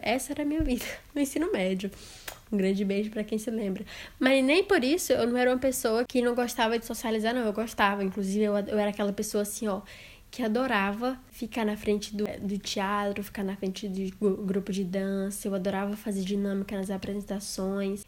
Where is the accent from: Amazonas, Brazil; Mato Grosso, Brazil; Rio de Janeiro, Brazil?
Amazonas, Brazil; Envira; moved away as an adult; also born or lived in Manaus; now in Lille, France; sou de uma cidade do interior do Amazonas chamada Envira, mas atualmente moro no norte da França, em Lille.